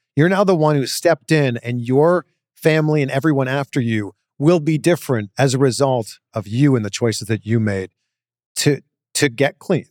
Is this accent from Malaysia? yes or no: no; Canada; now in United States; I'm Canadian